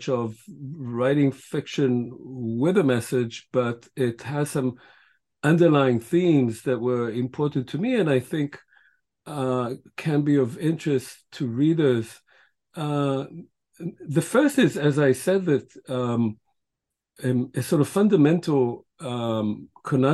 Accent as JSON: {"language": "English", "town": "Tel Aviv", "region": "Tel Aviv District", "country": "Israel", "tie": "born or raised there", "also_born_or_lived": "Kibbutz Ein HaHoresh, Israel / United States / United Kingdom", "first_language": "Hebrew", "second_language": "English", "moved": "yes", "said": "I grew up really in Tel Aviv"}